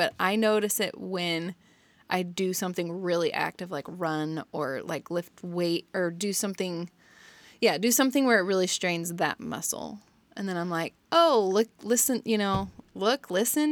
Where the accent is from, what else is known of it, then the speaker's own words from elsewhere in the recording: United States; I'm from Kansas, Missouri.